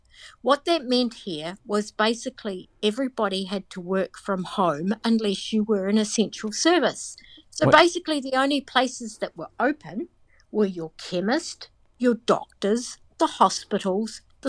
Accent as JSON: {"language": "English", "country": "New Zealand", "said": "I'm the Kiwi."}